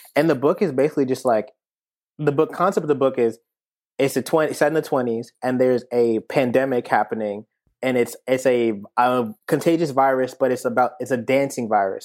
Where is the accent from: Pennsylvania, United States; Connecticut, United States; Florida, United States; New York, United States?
Connecticut, United States; New Haven; Small town boy, born in New Haven, Connecticut, nineteen ninety-five